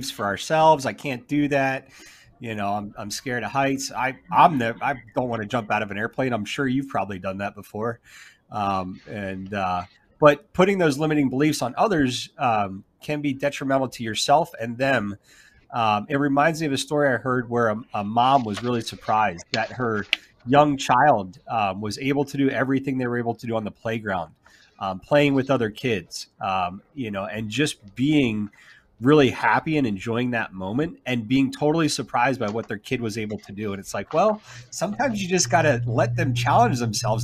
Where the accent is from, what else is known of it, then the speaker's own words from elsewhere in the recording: Philadelphia, Pennsylvania, United States; now in Alabama, United States; I grew up in Philadelphia, and I would come down here and visit my grandparents during the summers